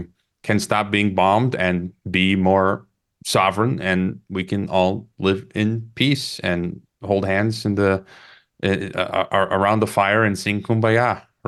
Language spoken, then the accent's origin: English; United States; moved away as an adult; I'm sick of it as an American.